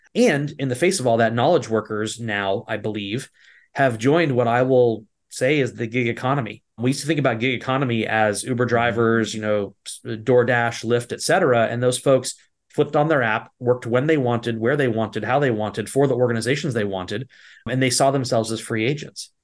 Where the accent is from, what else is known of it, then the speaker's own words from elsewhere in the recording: East Coast, United States; also born or lived in Virginia; I grew up on the East Coast